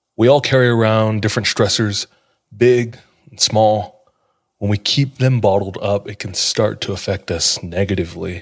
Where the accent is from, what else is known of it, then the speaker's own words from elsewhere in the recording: Hawaii, United States; I'm from Hawaii